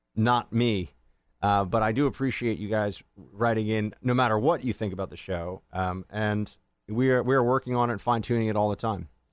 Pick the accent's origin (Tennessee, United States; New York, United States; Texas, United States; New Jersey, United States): New York, United States; as a New Yorker